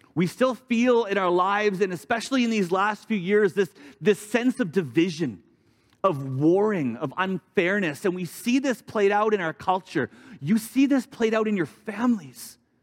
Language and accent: English; Vancouver, British Columbia, Canada; moved away as an adult; also born or lived in Alberta; I grew up in Vancouver for most of my life